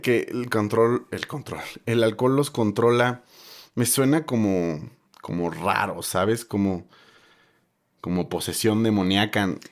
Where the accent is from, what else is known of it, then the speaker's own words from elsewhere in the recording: Mexico; como latinos y como mexicanos